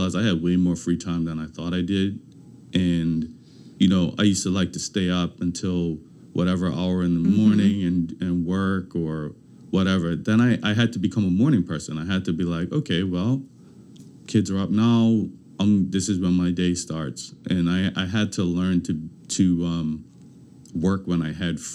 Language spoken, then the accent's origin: English; Bermuda; moved away; when I grew up in Bermuda, I lived with my grandmother.